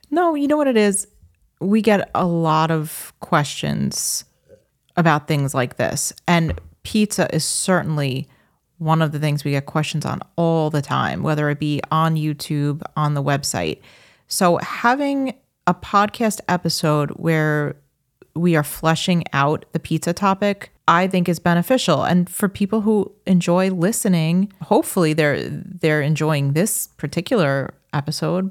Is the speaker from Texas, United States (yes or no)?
no; Long Island, New York, United States; moved away as an adult; also born or lived in Minnesota; we're Long Islanders